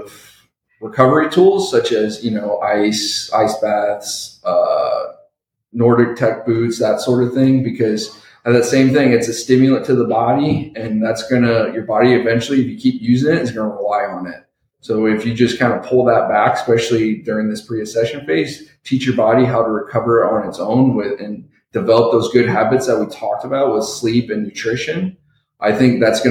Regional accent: Ohio, United States; now in San Antonio, United States; I'm originally from Ohio

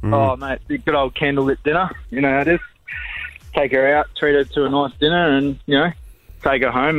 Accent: South Africa; now in Brisbane, Australia; I was born in South Africa.

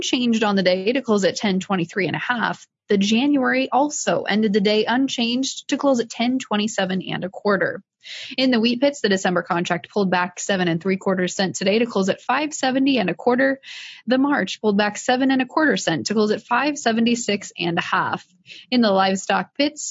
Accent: Iowa, United States; I'm from Iowa

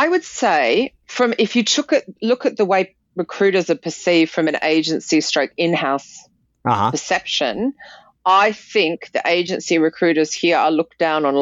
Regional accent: Australia; now in United Kingdom; back in my home country, from Australia

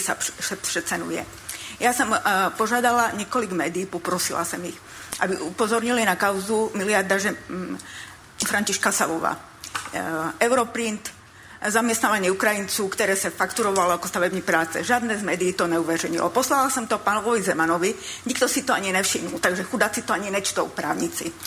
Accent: Slovakia; now in Czech Republic; jsem Slovenka

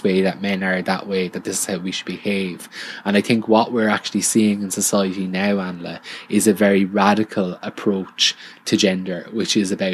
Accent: Ireland; somebody refers to me as Irish

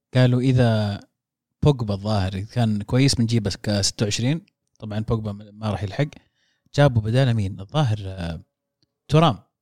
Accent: Saudi Arabia; عندنا في السعوديه

